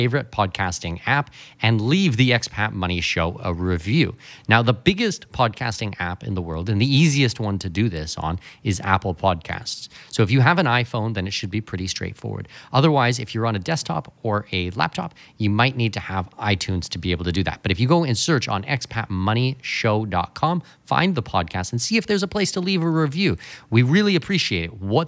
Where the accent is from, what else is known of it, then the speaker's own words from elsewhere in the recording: Canada; I'm Canadian.